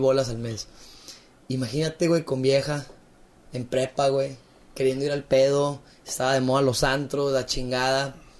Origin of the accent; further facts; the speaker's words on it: Torreón, Coahuila, Mexico; yo soy lagunero, nací aquí en Torreón, Coahuila